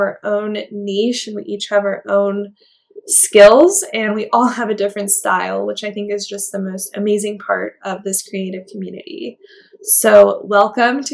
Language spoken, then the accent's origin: English; California, United States; now in Nevada, United States; But I grew up in California.